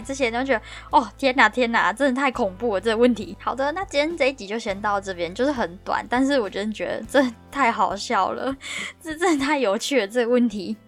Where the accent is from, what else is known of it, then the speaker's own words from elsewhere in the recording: Taiwan; accent: Taiwanese accent; moved away as an adult; now in London, United Kingdom; 然后我同学他是上海人，然后我成功用台湾腔感染他。那个老板还问我同学说：“你是台湾人吗？”我整个大爆笑，我说：“不是啊，他不是啊，我才是啦。”